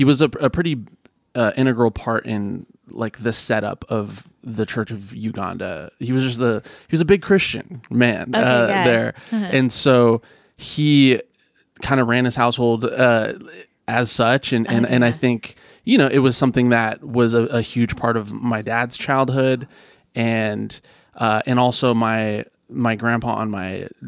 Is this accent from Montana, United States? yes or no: no; Healdsburg, California, United States; moved away as an adult; also born or lived in Fresno, California; I grew up in Healdsburg